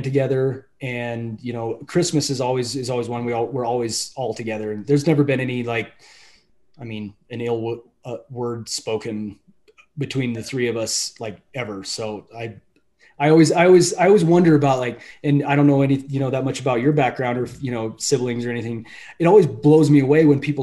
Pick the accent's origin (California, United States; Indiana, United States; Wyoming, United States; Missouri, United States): Wyoming, United States; Moorcroft; moved away as an adult; also born or lived in Billings, Montana; I went kindergarten through graduation in Moorcroft, Wyoming